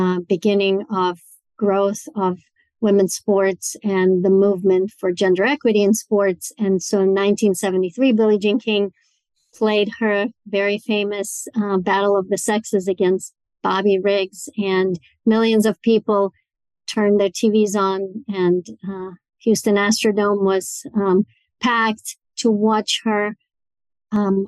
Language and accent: English; Moscow, Russia; moved away as an adult; now in United States; growing up in Moscow, Russia